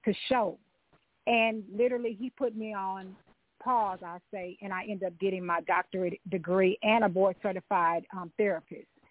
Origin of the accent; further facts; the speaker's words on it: Louisiana, United States; my family, yeah. we're from Louisiana